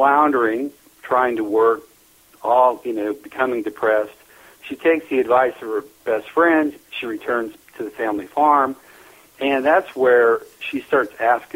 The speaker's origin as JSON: {"language": "English", "region": "Nebraska", "country": "United States", "tie": "born or raised there", "also_born_or_lived": "Lincoln, Nebraska"}